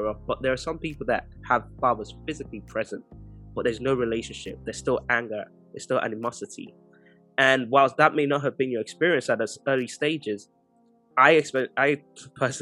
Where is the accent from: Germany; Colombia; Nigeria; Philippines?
Nigeria; now in United Kingdom; I'm from Nigeria